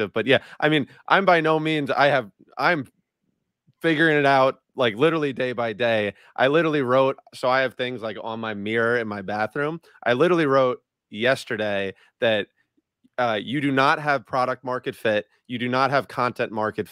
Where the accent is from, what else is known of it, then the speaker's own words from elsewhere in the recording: Long Island, New York, United States; I'm from New York, born and raised, big basketball player